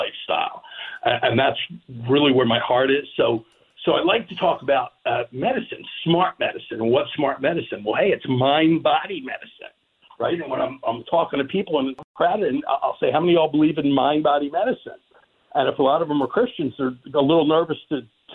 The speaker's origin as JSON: {"language": "English", "town": "Philadelphia", "region": "Pennsylvania", "country": "United States", "tie": "born or raised there", "said": "growing up in Northeast Philadelphia in the 60s"}